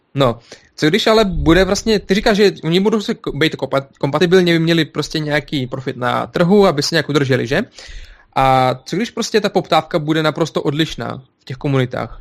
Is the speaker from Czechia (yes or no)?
no; Belarus; now in Czech Republic; jsem z Běloruska